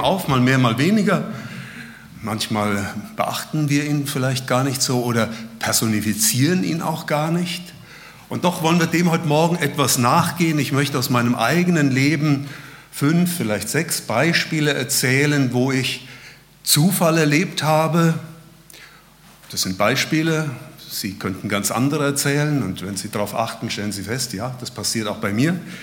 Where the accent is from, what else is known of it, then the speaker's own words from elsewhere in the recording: Hesse, Germany; also born or lived in Berlin; now in Lonsingen, Germany; Ursprünglich kommen wir aus Hessen